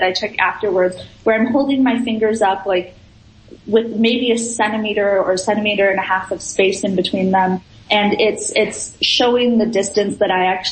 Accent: Minnesota, United States; I'm from Minnesota

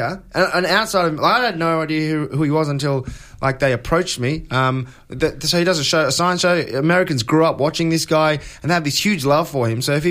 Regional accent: Australia; I'm from Australia

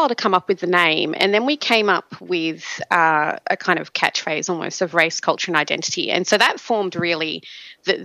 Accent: Australia; Both … and I are African Australian, more specifically Nigerian Australian women

